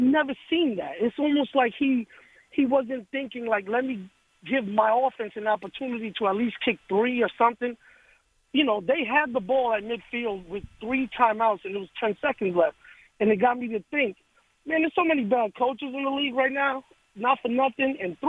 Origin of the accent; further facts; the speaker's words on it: New York, United States; now in Atlanta, United States; I'm from New York.